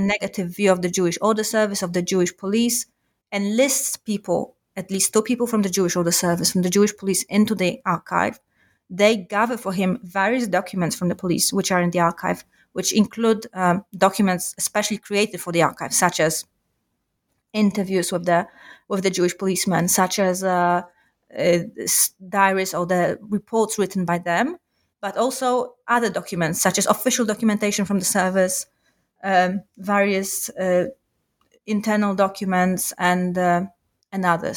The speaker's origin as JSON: {"language": "English", "town": "Warsaw", "region": "Masovian Voivodeship", "country": "Poland", "tie": "born or raised there", "said": "I grew up in Warsaw"}